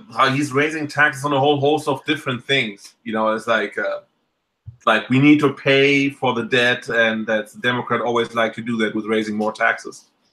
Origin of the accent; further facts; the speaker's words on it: Germany; now in United States; I came from Germany